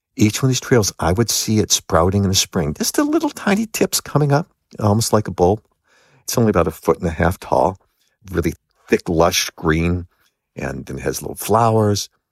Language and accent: English; Los Angeles, California, United States; I grew up in Los Angeles.